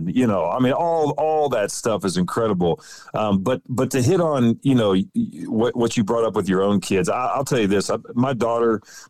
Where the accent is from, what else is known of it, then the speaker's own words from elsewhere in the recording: Ohio, United States; that's some of my fondest memories growing up in Ohio and chasing squirrels and rabbits, you know, with uncles and cousins and all that good stuff.